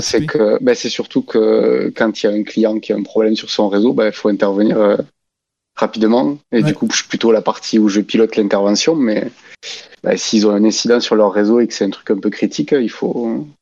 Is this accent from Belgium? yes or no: no; Albi, Occitania, France; Je viens du Tarn, d'Albi